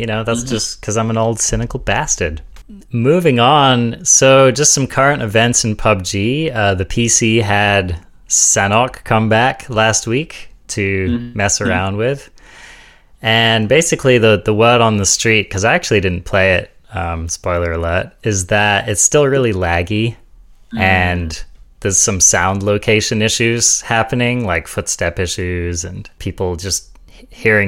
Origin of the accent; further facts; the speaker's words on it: United Kingdom; I'm British